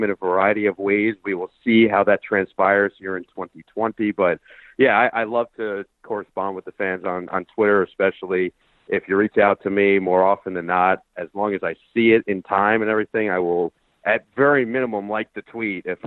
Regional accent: United States; moved away as an adult; now in Los Angeles, United States; growing up around the Nets

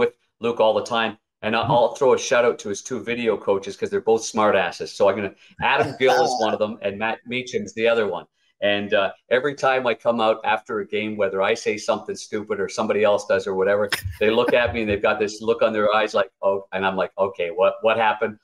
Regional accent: Ottawa, Ontario, Canada; I'm from Ottawa, so I was a Montreal Canadiens fan growing up.

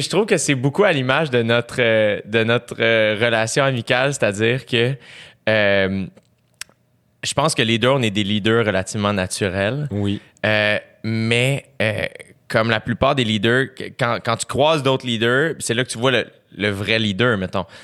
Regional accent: Saint-Eustache, Quebec, Canada; Tout le monde, je viens de Saint-Eustache.

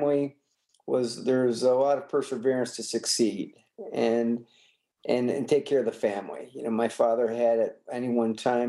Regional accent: Warren, Michigan, United States; I was raised in Warren, Michigan

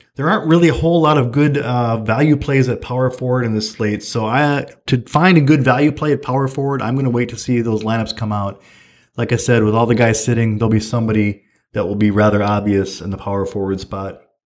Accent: Fargo, North Dakota, United States; I was from Fargo

